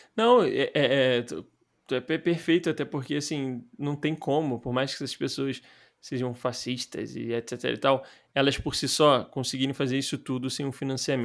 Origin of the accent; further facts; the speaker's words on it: Rio de Janeiro, Brazil; A gente somos cariocas e tal, mas a gente nunca tinha morado fora